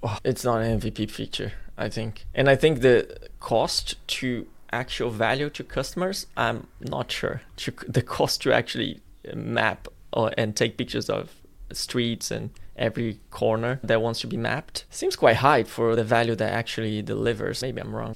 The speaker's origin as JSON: {"language": "English", "town": "Florianópolis", "region": "Santa Catarina", "country": "Brazil", "tie": "born or raised there", "moved": "yes", "said": "my hometown, Florianopolis in Brazil"}